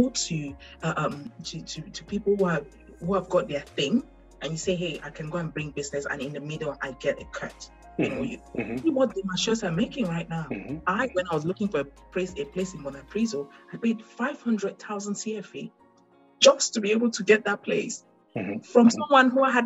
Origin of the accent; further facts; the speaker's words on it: Douala, Littoral, Cameroon; moved away; I was born and raised in Douala. I don't know any other part of Cameroon that well.